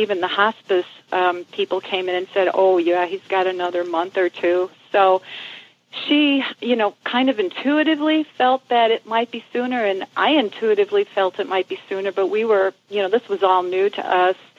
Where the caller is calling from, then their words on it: Glenwood, Illinois, United States; I'm calling from Glenwood, Illinois, which is close to Chicago.